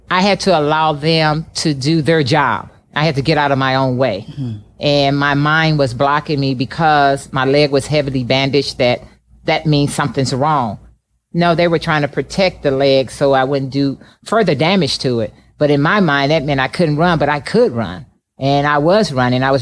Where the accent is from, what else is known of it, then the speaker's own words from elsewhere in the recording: Midwest, United States; growing up in the Midwest, I competed in the cold a lot and got tired of and just thinking